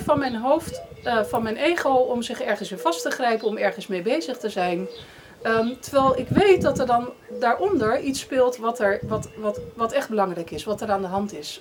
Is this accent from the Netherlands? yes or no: yes; Netherlands; moved away as an adult; now in Spain; Ik ben een Nederlander en ik ben een Calvinist in hart en nieren